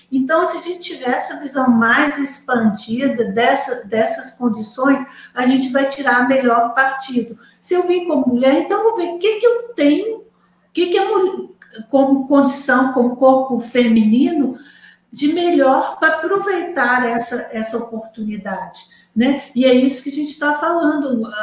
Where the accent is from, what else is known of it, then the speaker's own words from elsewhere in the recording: Manaus, Amazonas, Brazil; born there; Eu nasci em Manaus, Vádia, também.